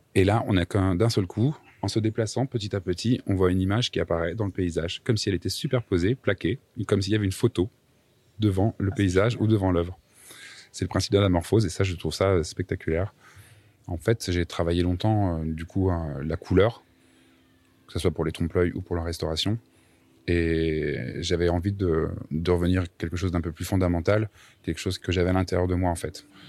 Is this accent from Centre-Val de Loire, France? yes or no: yes; Châteauroux, Centre-Val de Loire, France; Je viens de Châteauroux, dans l'Indre